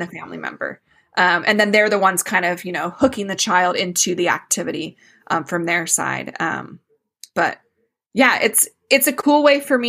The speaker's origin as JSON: {"language": "English", "town": "Phoenix", "region": "Arizona", "country": "United States", "tie": "born or raised there", "moved": "yes", "said": "I grew up in the Phoenix area"}